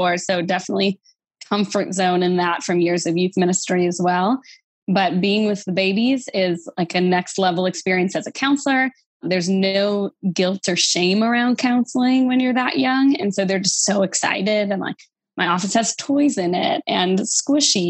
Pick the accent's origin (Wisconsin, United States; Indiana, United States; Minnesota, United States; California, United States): Wisconsin, United States; now in Louisiana, United States; I live in Louisiana, but I'm a transplant to here. I'm from Wisconsin originally